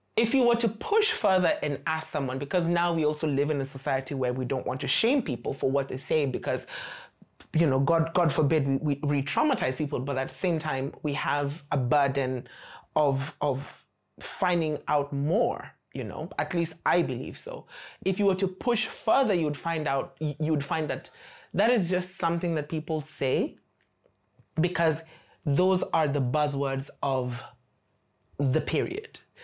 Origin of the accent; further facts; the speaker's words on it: Nairobi, Kenya; moved away as an adult; now in China; I come from Nairobi, Kenya, and I've been in China for four and a half years